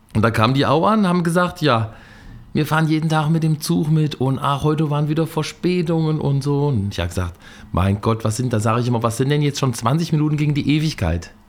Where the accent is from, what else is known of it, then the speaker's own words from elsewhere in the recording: Fulda, Hesse, Germany; Ich komme aus Fulda und bin dieses Jahr 50 geworden